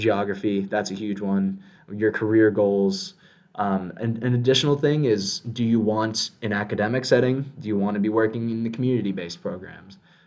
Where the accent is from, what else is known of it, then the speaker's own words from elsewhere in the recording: South Florida, United States; I'm born and raised in South Florida